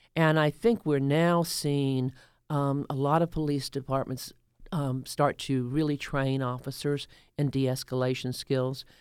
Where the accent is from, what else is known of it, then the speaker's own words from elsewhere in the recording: the rural South, United States; also born or lived in Doraville, Georgia; now in Atlanta, United States; I grew up in the rural South until I w, until nineteen sixty-two when we moved here